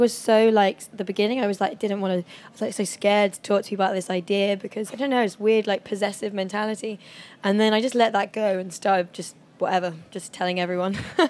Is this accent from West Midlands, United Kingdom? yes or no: no; London, United Kingdom; also born or lived in New York; I grew up in London